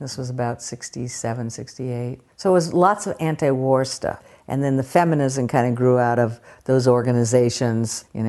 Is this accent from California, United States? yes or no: yes; Palo Alto, California, United States; I grew up in the San Francisco Bay Area in Palo Alto, very privileged kind of middle-class existence, and more than an existence, it was a great place to grow up.